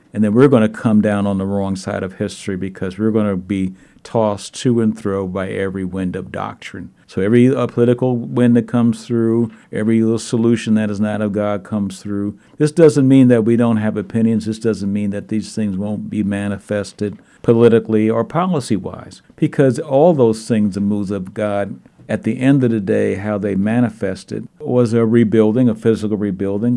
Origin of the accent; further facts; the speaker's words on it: New York City, New York, United States; also born or lived in Minneapolis suburb, Minnesota; now in Minneapolis area, United States; I'm from Brooklyn, New York. I remember the riots, sixty-eight